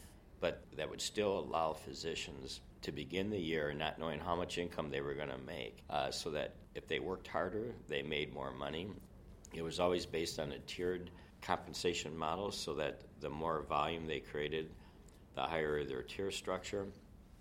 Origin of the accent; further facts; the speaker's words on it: Rockford, Illinois, United States; moved away as an adult; also born or lived in Minnesota / Southfield, Michigan; now in Janesville, United States; I grew up in Rockford, Illinois, just 30 miles from Janesville